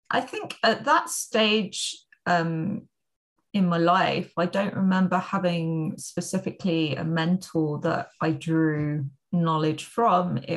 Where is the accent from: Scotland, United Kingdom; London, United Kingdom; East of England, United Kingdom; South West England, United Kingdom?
London, United Kingdom; now in Spain; So I am from London, but actually I spend quite a lot of my time living in Spain